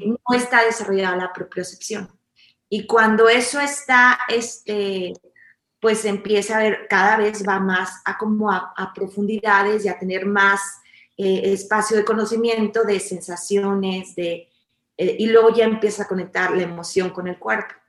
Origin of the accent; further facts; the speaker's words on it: Mexico; nosotros como mexicanos